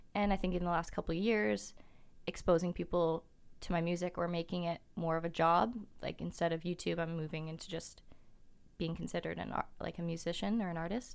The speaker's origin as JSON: {"language": "English", "town": "Kelowna", "region": "British Columbia", "country": "Canada", "tie": "born or raised there", "moved": "as an adult", "lives_now": "Vancouver, Canada", "said": "I'm from Kelowna and it's a small town"}